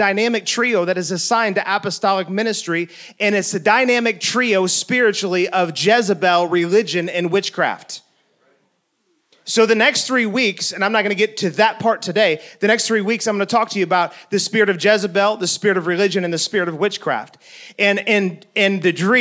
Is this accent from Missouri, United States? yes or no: yes; St. Louis, Missouri, United States; I was on my childhood street that I grew up in St. Louis. It was the place that I was born